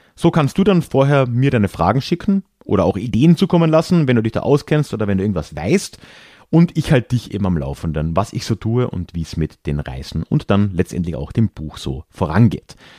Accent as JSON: {"language": "German", "region": "Carinthia", "country": "Austria", "tie": "born or raised there", "said": "wo ich aufgewachsen bin, im Süden Österreichs"}